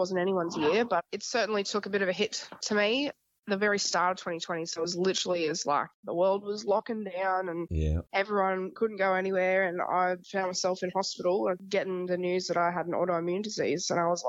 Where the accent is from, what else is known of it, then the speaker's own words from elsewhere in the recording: Townsville, Queensland, Australia; So I'm from Townsville.